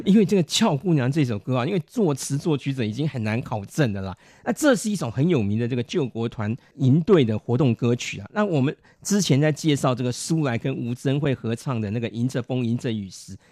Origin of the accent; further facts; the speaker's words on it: Beitou, Taipei, Taiwan; 我们北投有三个特色嘛